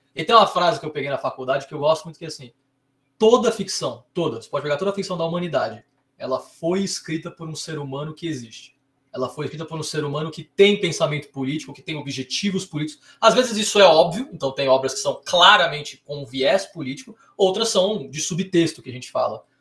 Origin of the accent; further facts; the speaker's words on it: São Paulo, Brazil; also born or lived in Rio de Janeiro; sou aqui de São Paulo, mas fui fazer faculdade no Rio de Janeiro